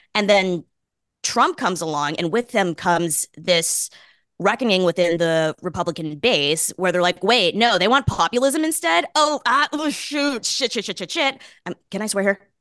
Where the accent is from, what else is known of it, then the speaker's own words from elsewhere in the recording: Boston, Massachusetts, United States; I grew up in Boston.